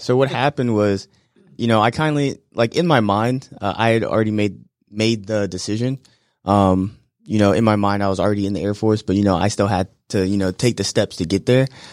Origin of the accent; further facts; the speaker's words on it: Florida, United States; moved away as an adult; back in my home state of Florida